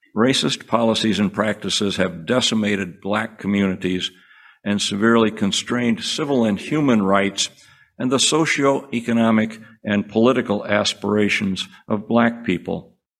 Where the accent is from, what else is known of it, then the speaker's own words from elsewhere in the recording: Cedar Rapids, Iowa, United States; I grew up in Cedar Rapids, Iowa, and I was a war baby, having been born in 1944.